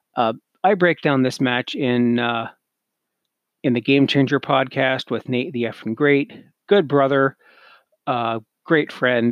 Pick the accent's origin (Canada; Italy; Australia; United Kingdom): Canada; me being Canadian